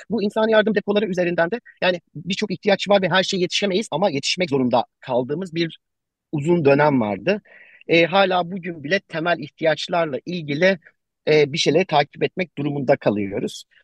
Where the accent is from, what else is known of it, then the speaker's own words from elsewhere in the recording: Adıyaman, Turkey; E, benim ben buralıyım. Ailem burada depremi yaşadı.